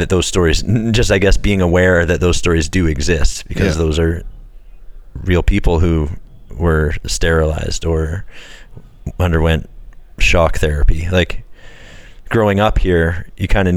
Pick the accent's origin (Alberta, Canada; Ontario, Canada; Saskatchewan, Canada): Alberta, Canada; Red Deer; I grew up in Red Deer too